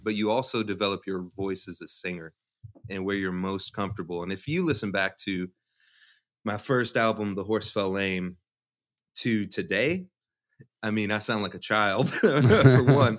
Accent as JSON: {"language": "English", "town": "Louisville", "region": "Kentucky", "country": "United States", "tie": "born or raised there", "said": "I'm from Louisville, so I, I went to Atherton"}